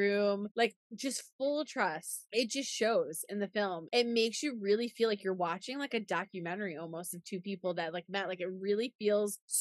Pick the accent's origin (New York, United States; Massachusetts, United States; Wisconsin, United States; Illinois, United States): New York, United States; I'm from New York. There's a similar accent there.